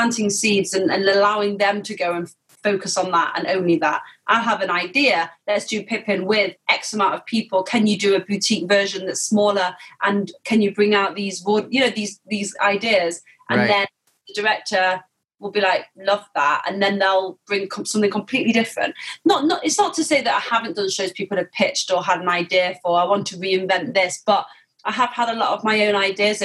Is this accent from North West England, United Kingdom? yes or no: yes; Manchester, North West England, United Kingdom; moved away; also born or lived in London; I'm from Manchester